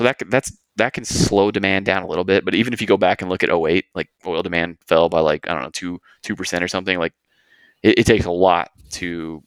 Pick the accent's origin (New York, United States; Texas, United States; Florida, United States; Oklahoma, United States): Texas, United States; and where I'm from, I grew up on the Gulf Coast in Texas, and we actually grew a lot of cotton there